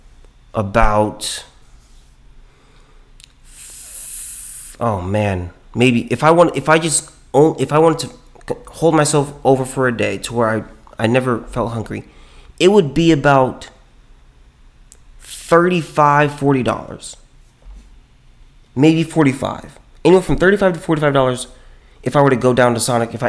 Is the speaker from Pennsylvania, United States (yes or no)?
no; California, United States; now in Texas, United States; I'm from California